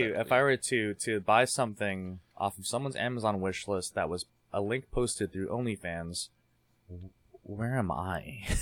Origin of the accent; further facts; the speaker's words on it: Philippines; I'm Filipino. I'm Filipino. It's okay. I'm Asian.